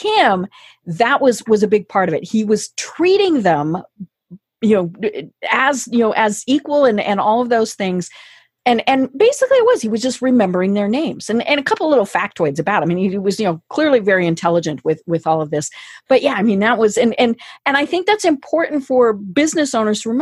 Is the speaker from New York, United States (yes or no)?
no; Colorado, United States; now in Atlanta, United States; I'm in Atlanta now, but I'm from Colorado.